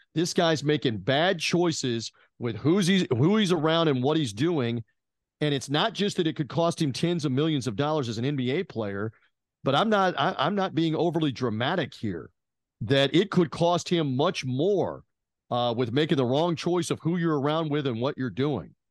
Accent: Memphis, Tennessee, United States; moved away; in my hometown where I went to college at the former Memphis State

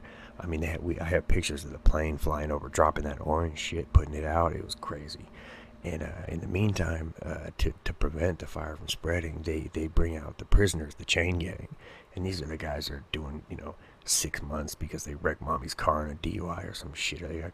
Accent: California, United States; I barely survived growing up in the ghetto in California

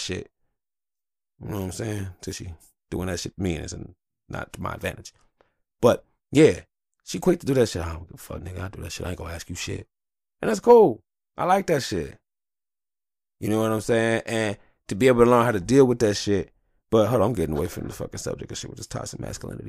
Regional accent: Detroit, Michigan, United States; I was born in Detroit, I wanna die in Detroit

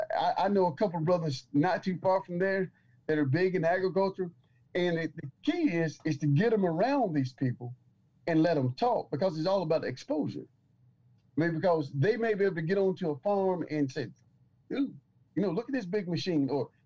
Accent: Detroit, Michigan, United States; Being, you know, from the North, man, I'm from Detroit.

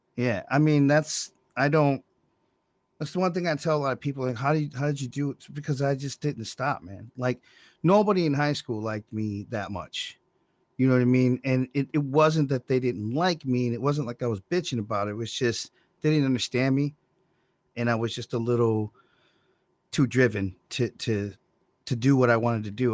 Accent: Monroe, United States; I was born in Monroe

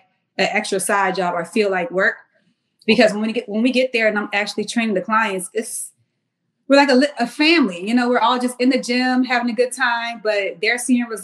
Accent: Mount Pleasant, South Carolina, United States; moved away as an adult; also born or lived in Washington, D.C.; I'm from Charleston, South Carolina

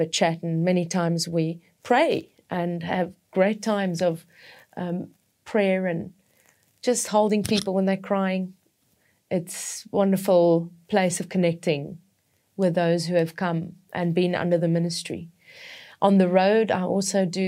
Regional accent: Witbank, Mpumalanga, South Africa; I was born in South Africa, in Witbank.

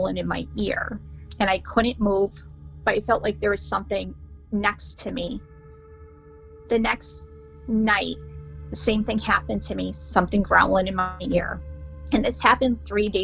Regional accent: Meriden, Connecticut, United States; I'm from Meriden, Connecticut

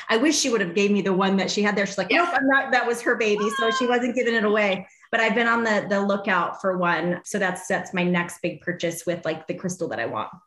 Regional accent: Arizona, United States; I grew up here in Arizona

